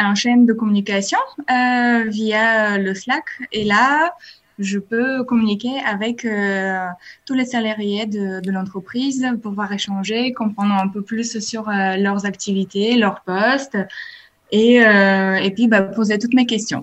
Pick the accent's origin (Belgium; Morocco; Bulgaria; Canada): Bulgaria; French is a second language; now in France; Je viens de la Bulgarie